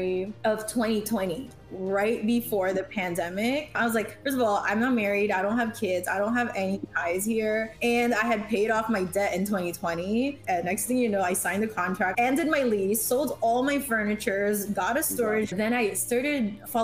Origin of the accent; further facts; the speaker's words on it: New York, United States; I grew up in New York.